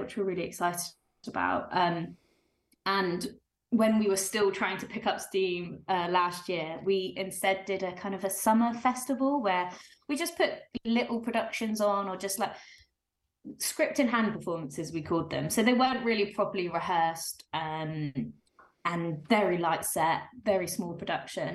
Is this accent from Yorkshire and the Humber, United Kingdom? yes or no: no; the South Coast, South East England, United Kingdom; moved away as an adult; now in Leeds, United Kingdom; As you maybe can tell from my accent, I'm not from around here. I'm from the South Coast